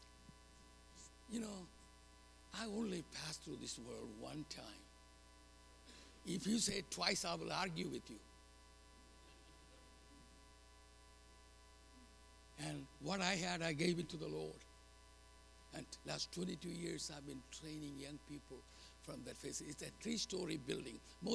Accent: India; moved away as an adult; now in United States; I'm going back to India

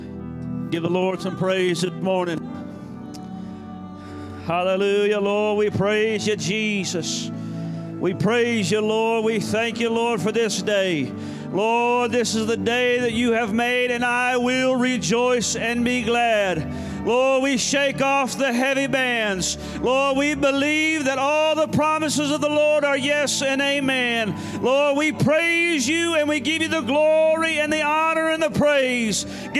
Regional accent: Tennessee, United States; moved away; also born or lived in Tahlequah, Oklahoma / Texas; So I was born in Tahlequah, Oklahoma, so I'm a Okie. I grew up in Tennessee

